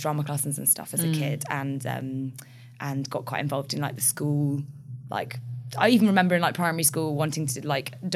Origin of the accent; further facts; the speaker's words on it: London, United Kingdom; I grew up in Archway.